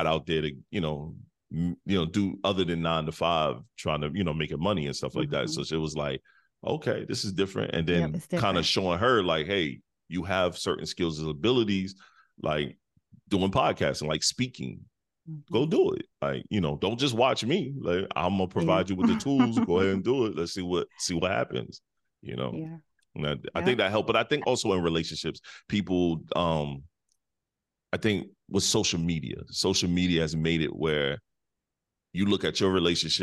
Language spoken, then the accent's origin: English; Detroit, Michigan, United States; also born or lived in South Carolina; now in North Carolina, United States; I'm from Midwest. I'm from Detroit. So I moved to a country, small South Carolina town. And totally as soon as I graduated high school, I got up out of there